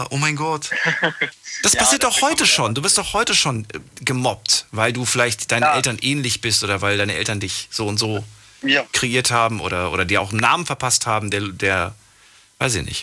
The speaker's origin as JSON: {"language": "German", "town": "Cologne", "region": "North Rhine-Westphalia", "country": "Germany", "said": "Aus Köln."}